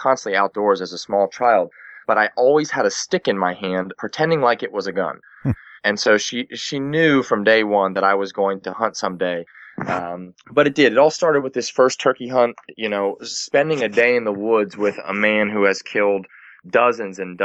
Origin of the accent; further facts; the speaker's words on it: York County, South Central Pennsylvania, United States; I grew up in South Central Pennsylvania, York County to be specific